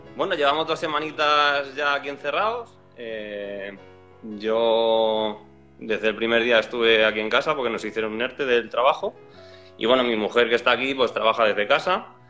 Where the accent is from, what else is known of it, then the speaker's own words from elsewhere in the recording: Leganés, Community of Madrid, Spain; de Madrid, de Leganés